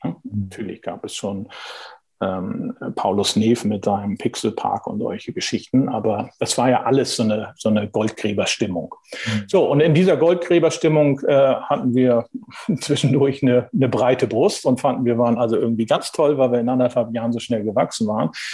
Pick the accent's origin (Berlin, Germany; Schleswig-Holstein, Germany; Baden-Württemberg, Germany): Schleswig-Holstein, Germany; Heide; also born or lived in Kiel; bin in Schleswig-Holstein groß geworden, also nochmal deutlich nördlicher, deutlich nördlicher als Hamburg. Äh, äh, geboren in Kiel und aufgewachsen in Heide